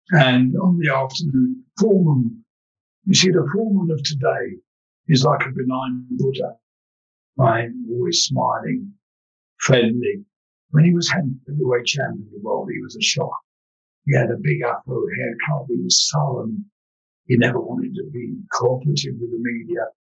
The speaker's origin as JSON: {"language": "English", "region": "London", "country": "United Kingdom", "tie": "born or raised there", "said": "because I'm an East London boy, you know. We were poor, but at least we had good manners."}